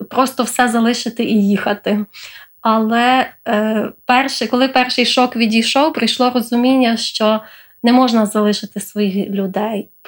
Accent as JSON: {"language": "Ukrainian", "country": "Ukraine", "tie": "born or raised there", "said": "Е, в мене е, дитинство проходило в різних регіонах України."}